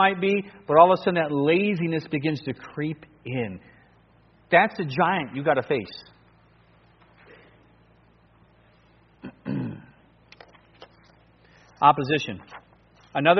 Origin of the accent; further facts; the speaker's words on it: Cleveland, Ohio, United States; moved away as an adult; also born or lived in New Guinea; me growing up in Cleveland